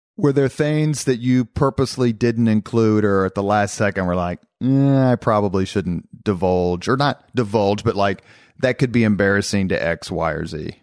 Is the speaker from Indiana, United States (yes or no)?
yes; Indianapolis, Indiana, United States; growing up in Indianapolis